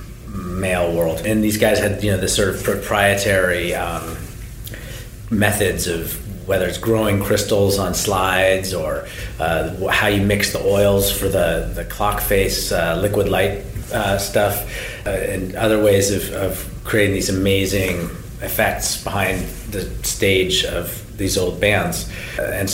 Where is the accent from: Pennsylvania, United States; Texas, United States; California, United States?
California, United States; Berkeley; now in US East Coast; I live on the right coast, but I'm from Berkeley, California, and I grew up, going to … shows in the 80s